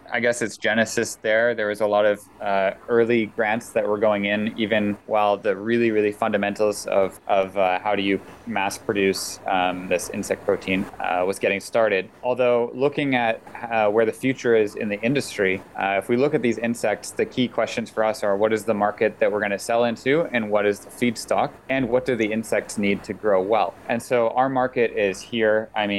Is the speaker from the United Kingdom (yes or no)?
no; Canada; also born or lived in United States; So personally, my background, I'm Canadian and American, and I'm an industrial engineer.